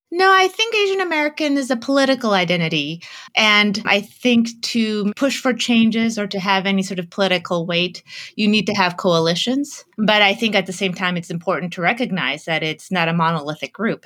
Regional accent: Canada; moved away as an adult; now in United States; I grew up in Canada. And when I first arrived in the United States for college

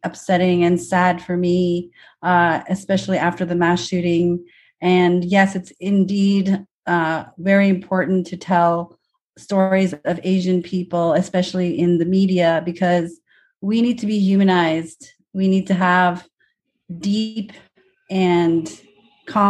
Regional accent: Indonesia; now in United States; I'm from Indonesia

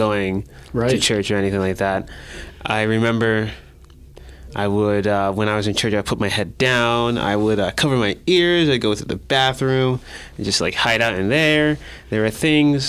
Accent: Newburgh, New York, United States; now in Binghamton, United States; I am from Newberg, which is a town about 2 hours south of here, in Orange County

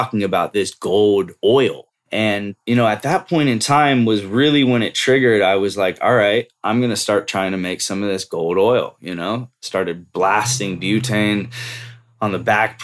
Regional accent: Bay Area, California, United States; moved away; also born or lived in Lake Tahoe / Colorado; I grew up here in the Bay Area. Grew up here for, half of my life, basically

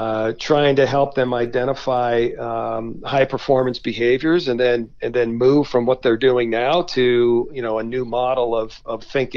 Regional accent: New England, United States; now in Colorado, United States; We've moved to Colorado, which, you know, growing up in New England, I grew up fly fishing and skiing

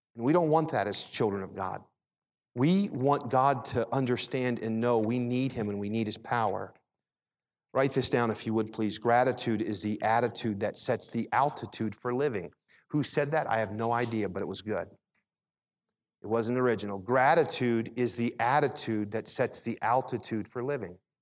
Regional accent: Philadelphia, Pennsylvania, United States; also born or lived in Michigan; When I was really young, we moved to Philadelphia. We moved from Michigan to Philadelphia.

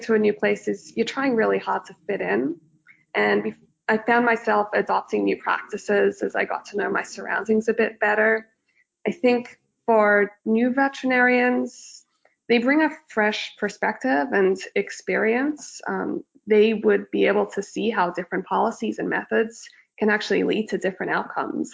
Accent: Australia; moved away as an adult; also born or lived in Sydney, Australia; now in Toronto, Canada; I grew up in Australia

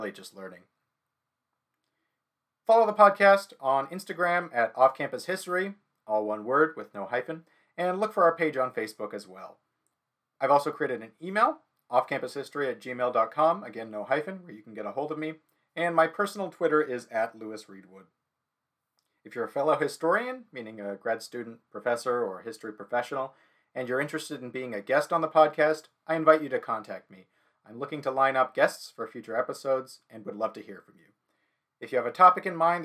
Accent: Saskatoon, Saskatchewan, Canada; now in Toronto, Canada; I grew up in Saskatoon, Saskatchewan, Canada

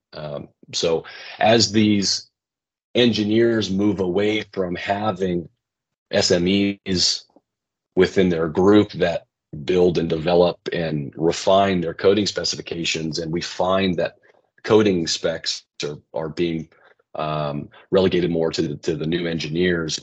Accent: West Coast, United States; I grew up in the West Coast

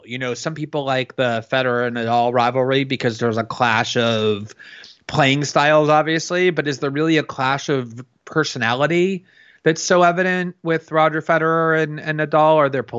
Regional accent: Florida, United States; I grew up in actually a suburb of Fort Lauderdale, very close to the park where Chris Evert learned to play t

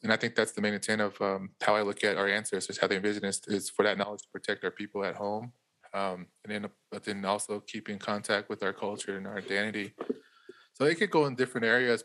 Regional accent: Winslow, Arizona, United States; also born or lived in Chinle, Arizona; I'm calling out of Winslow, born and raised here

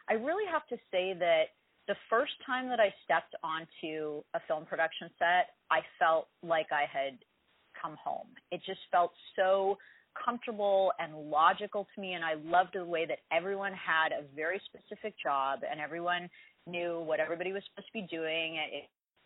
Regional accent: Las Vegas, Nevada, United States; also born or lived in Los Angeles; But I grew up, I was born in Los Angeles, but I mostly grew up in Las Vegas.

